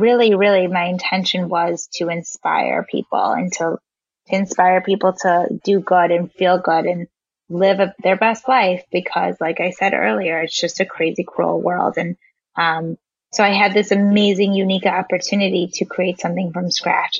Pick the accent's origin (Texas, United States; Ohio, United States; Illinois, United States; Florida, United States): Illinois, United States; just out of Chicago; also born or lived in South Africa; I was born in South Africa and raised um, just out of Chicago